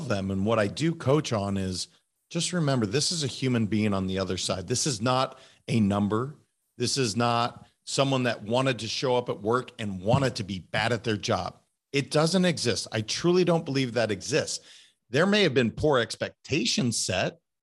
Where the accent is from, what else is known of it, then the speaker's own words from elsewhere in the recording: Montana, United States; also born or lived in California; now in Florida, United States; I'm a kid from Montana